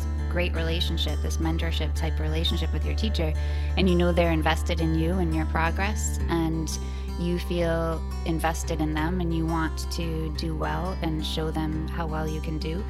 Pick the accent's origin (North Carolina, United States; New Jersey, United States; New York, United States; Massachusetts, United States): Massachusetts, United States; I'm from Massachusetts, but I'm out west.